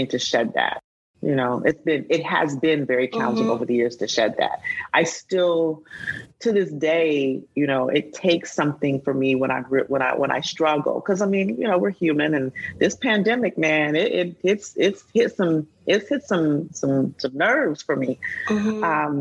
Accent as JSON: {"language": "English", "town": "Huntsville", "region": "Alabama", "country": "United States", "tie": "born or raised there", "said": "we grew up in Alabama, in Huntsville."}